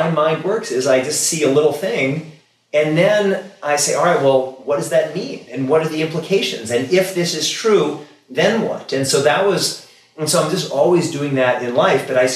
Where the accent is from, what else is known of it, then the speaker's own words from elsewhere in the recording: Kansas City, Missouri, United States; moved away; I come from Kansas City originally. It's traditionally a cow town. I grew up among cows.